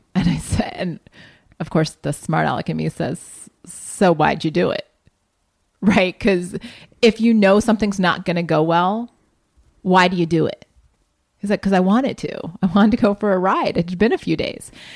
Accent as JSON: {"language": "English", "town": "Columbus", "region": "Ohio", "country": "United States", "tie": "born or raised there", "moved": "yes", "said": "my hometown"}